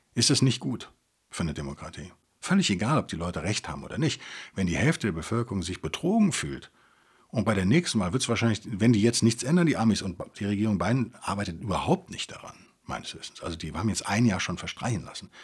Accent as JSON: {"language": "German", "country": "Germany", "said": "als Deutsche"}